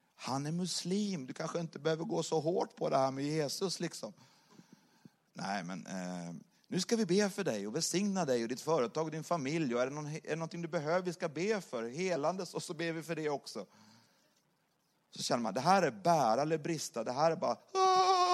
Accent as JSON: {"language": "Swedish", "country": "Sweden", "moved": "as an adult", "lives_now": "Saint Petersburg, Russia", "said": "bor ju i Ryssland och är svensk"}